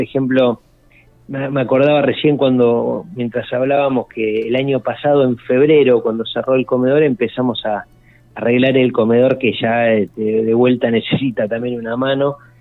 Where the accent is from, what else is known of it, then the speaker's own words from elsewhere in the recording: Argentina; somos argentinos